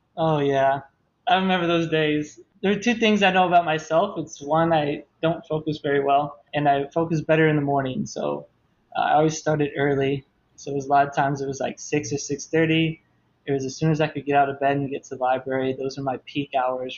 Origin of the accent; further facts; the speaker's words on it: Toledo, Ohio, United States; moved away as an adult; also born or lived in Tennessee; I'm from Toledo, Ohio, small town outside of it, and I did all my undergraduate, graduate education in Tennessee